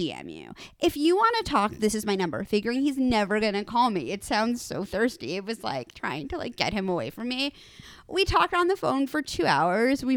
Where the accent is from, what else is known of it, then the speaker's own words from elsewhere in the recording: New York City, New York, United States; moved away; I'm from New York City